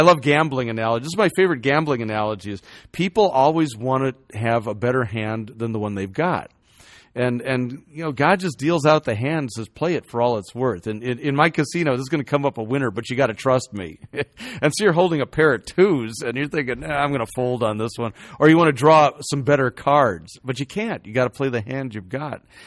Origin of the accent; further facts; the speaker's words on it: Chicago, Illinois, United States; I, I grew up in Chicago